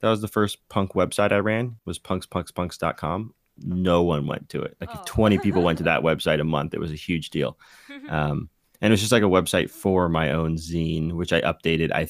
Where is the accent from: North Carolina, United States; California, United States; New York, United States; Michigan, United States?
California, United States; Bay Area; I grew up in the Bay Area punk scene